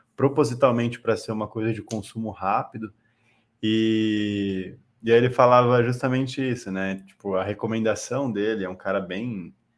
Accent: Itu, São Paulo, Brazil; moved away as an adult; now in São Paulo, Brazil; eu sou de Itu, interior de São Paulo

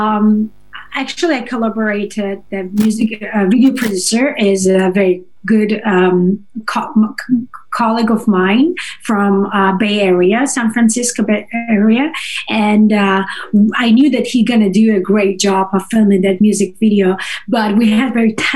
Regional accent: Moscow, Russia; first language Russian and Georgian; English is a second language; moved away as an adult; also born or lived in Georgia / China; now in United States; I was born in Russia, in the capital of Russia, in Moscow. But I'm ethnically from another country. I'm from Georgia

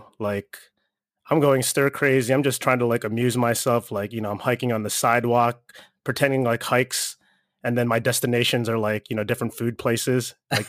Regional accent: Philippines; I'm Filipino and we have like, we're basically the Spanish Asians, you know what I'm saying?

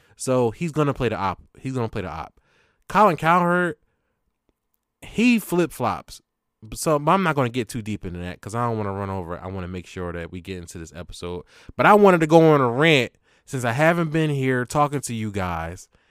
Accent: Philadelphia, Pennsylvania, United States; from Philly, Northeast Philly

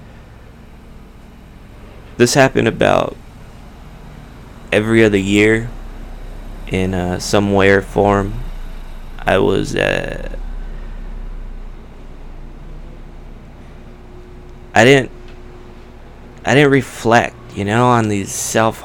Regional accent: Whittier, California, United States; a pizza place in Uptown Whittier, in my hometown

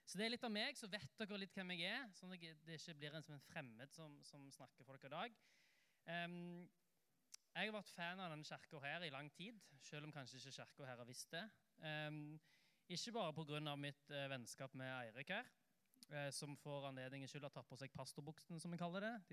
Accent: Oslo, Norway; jeg, da, pleier å si at jeg er en Oslo-gutt, eh, men det tror ikke folk på, fordi at dialekten min er veldig rar. Det høres jo ikke ut som jeg er fra Oslo, og det er helt riktig.

